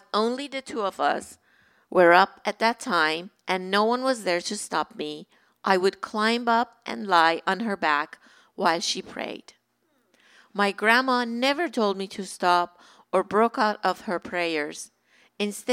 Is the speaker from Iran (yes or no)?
yes; Iran; moved away as an adult; now in Southern California, United States; When I was growing up in Iran, my grandma lived with us.